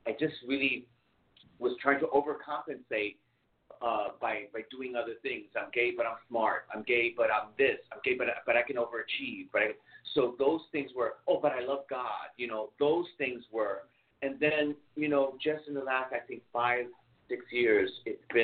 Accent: New York City, New York, United States; I grew up in New York City, grew up in the theater

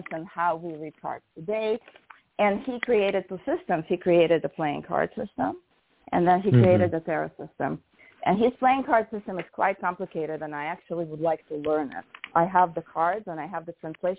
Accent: Russia; moved away; what I grew up with in Russia, 36 cards

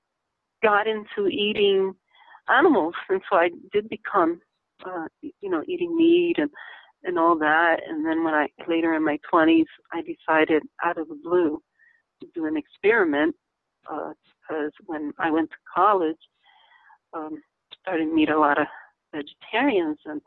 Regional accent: Lancaster, Pennsylvania, United States; I remember growing up in Stevens Avenue, out in Lancaster, Pennsylvania

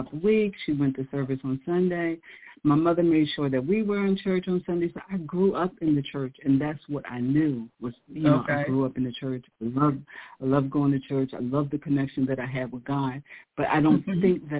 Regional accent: Philadelphia, Pennsylvania, United States; I grew up in Philadelphia

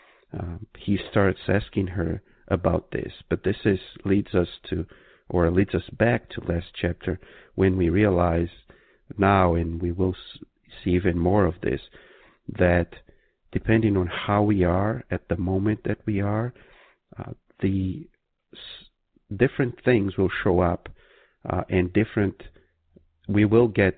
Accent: Brazil; moved away; when I was growing up in Brazil

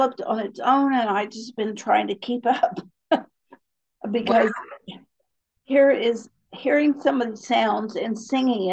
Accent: Appalachia, United States; I was raised in Appalachia.

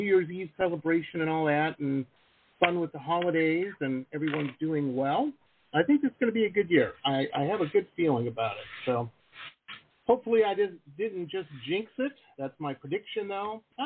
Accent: Detroit, Michigan, United States; I grew up in Metro Detroit. So, I'm firmly Midwestern myself.

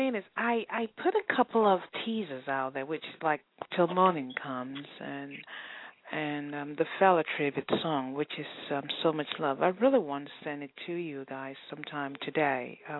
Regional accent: England, United Kingdom; But in all the areas that I grew up in England, they played good soul music.

